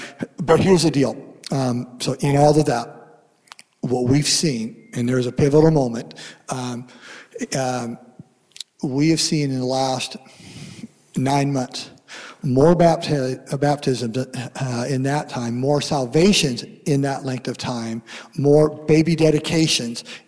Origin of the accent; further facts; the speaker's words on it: Seattle, Washington, United States; I'm from Washington State, Seattle.